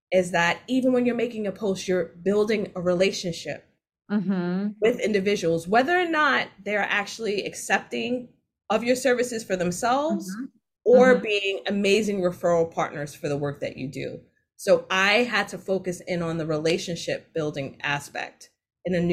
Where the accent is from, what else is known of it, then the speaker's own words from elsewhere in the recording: New York City, New York, United States; I'm from Jamaica, Queens